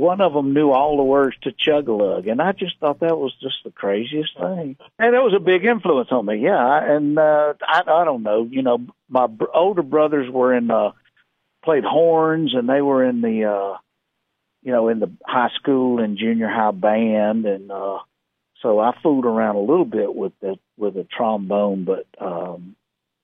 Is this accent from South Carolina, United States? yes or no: yes; South Carolina, United States; That's where I kind of grew up out there and learned to play a little music